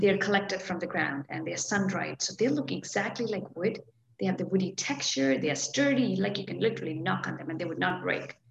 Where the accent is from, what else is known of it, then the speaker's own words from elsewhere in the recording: India; moved away as an adult; now in Portland, United States; I was born and brought up in India